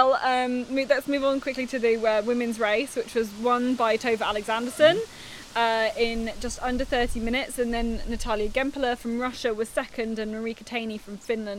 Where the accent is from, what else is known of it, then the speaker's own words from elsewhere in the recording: United Kingdom; as a Brit coming over here